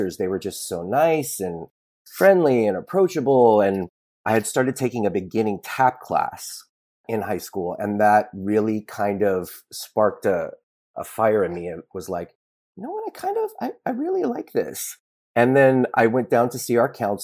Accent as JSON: {"language": "English", "town": "Los Angeles", "region": "California", "country": "United States", "tie": "born or raised there", "said": "I'm born and raised in Los Angeles"}